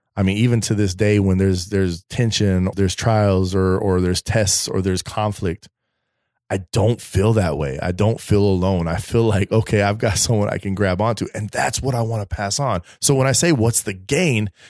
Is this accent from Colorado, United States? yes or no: yes; Colorado, United States; now in East Coast, United States; I'm from Colorado.